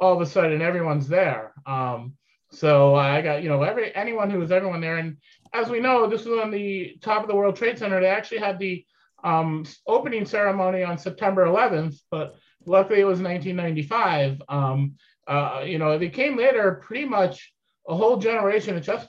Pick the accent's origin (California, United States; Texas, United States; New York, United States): New York, United States; moved away as an adult; also born or lived in Syracuse, New York / Pittsfield, Massachusetts; I grew up in New York, but then I moved to Syracuse for school